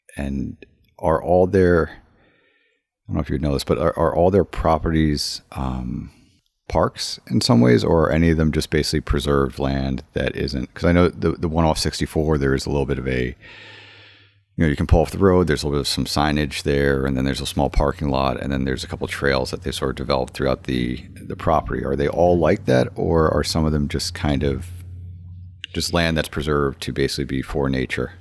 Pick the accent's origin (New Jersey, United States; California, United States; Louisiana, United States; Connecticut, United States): Connecticut, United States; Woodbury; I grew up in Woodbury